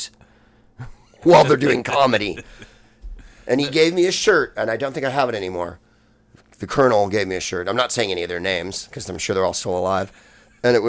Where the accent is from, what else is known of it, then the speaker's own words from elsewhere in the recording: San Francisco, California, United States; I'm from San Francisco